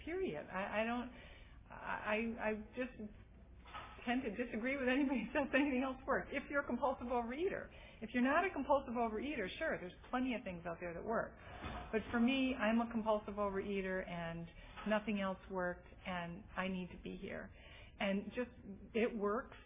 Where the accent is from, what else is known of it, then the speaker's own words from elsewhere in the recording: Massachusetts, United States; moved away as an adult; also born or lived in St. Paul, Minnesota; now in San Francisco Bay Area, United States; I'm originally from Massachusetts